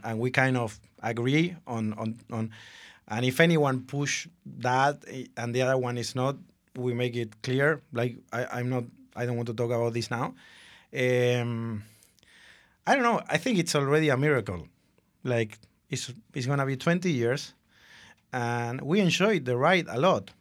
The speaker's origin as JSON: {"language": "English", "country": "Argentina", "moved": "yes", "said": "I'm from Argentina."}